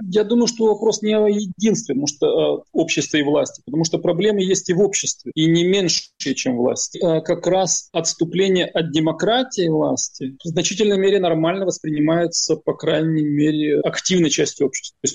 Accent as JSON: {"language": "Russian", "country": "Ukraine", "said": "Как украинец э, я называю вещи своими именами."}